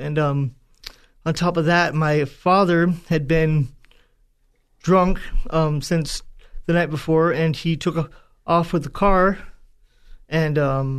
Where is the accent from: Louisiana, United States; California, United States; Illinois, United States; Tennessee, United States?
California, United States; Tracy; also born or lived in Manteca; So I was born in San Joaquin County, up in Northern California, in Manteca.